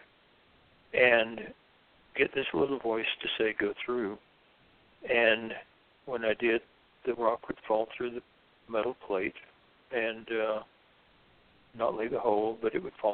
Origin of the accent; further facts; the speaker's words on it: Deep South, United States; I was raised in the Deep South, Southern Baptist